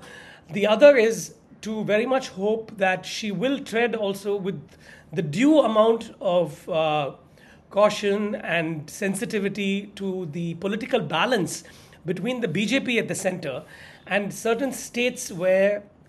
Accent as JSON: {"language": "English", "region": "Tamil Nadu", "country": "India", "tie": "born or raised there", "said": "my home state of Tamil Nadu"}